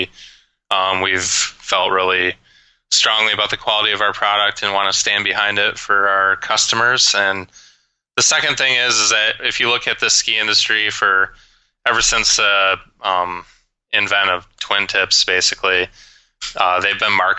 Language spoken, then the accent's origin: English; Grand Rapids, Michigan, United States; now in Denver, United States; Growing up, I spent every moment possible skiing at a local ski hill in Michigan called Canonsburg in the Grand Rapids, Michigan area